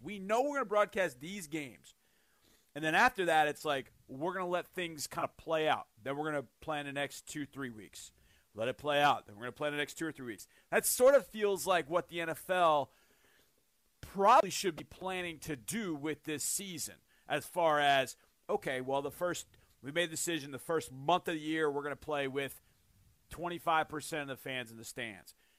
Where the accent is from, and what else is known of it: United States